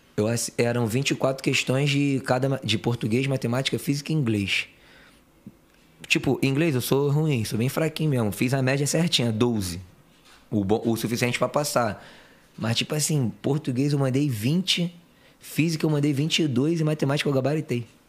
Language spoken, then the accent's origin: Portuguese; Rio de Janeiro, Brazil; sou, sou criado lá do Rio de Janeiro de Padre Miguel